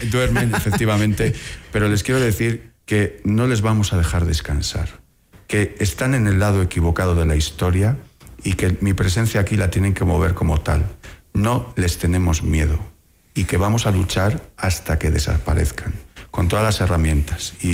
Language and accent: Spanish; Ecuador; eh, como ecuatoriano, de pensar que todas mis autoridades, de fuerzas y cuerpos de seguridad, de inteligencia, trabajan para buscar